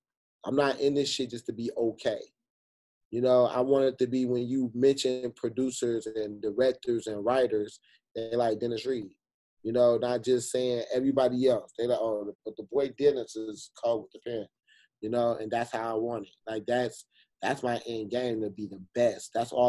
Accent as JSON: {"language": "English", "country": "Jamaica", "said": "I got to hit Jamaica. And I'm Jamaican, shit."}